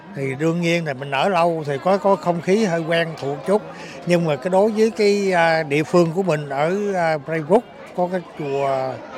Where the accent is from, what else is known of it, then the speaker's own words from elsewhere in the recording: Vietnam; moved away as an adult; now in Melbourne, Australia; cái quê hương của mình